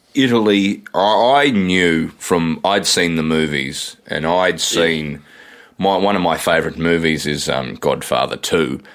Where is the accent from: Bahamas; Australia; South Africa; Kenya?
Australia; we're from Australia